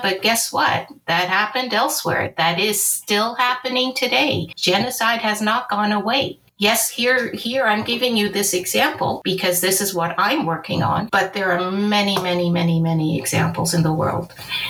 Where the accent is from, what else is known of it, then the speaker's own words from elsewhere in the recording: Angola; born there; moved away; And my personal history is that I was born in Angola, which was a previous Portuguese colony. My family and I were refugees from the War of Independence and the civil war that occurred after independence.